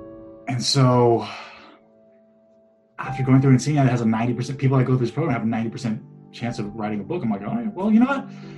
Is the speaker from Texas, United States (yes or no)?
yes; Houston, Texas, United States; moved away as an adult; also born or lived in Middle East; now in Seattle, United States; I am a alumni of the University of Houston. I was born and raised in Houston, Texas, lived in the Middle East for a few years, moved back to Houston, finished up school there, and now I live in Seattle, Washington